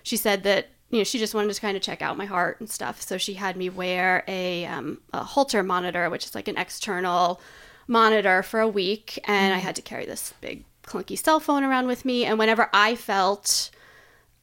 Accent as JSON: {"language": "English", "region": "East Coast", "country": "United States", "also_born_or_lived": "Boston", "moved": "as an adult", "lives_now": "Portland, United States", "said": "So I'm originally from the East Coast, and I lived in Boston for 8 years before moving here."}